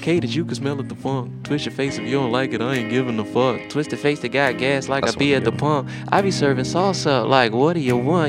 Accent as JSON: {"language": "English", "town": "Washington", "region": "District of Columbia", "country": "United States", "said": "I'm from Southeast DC."}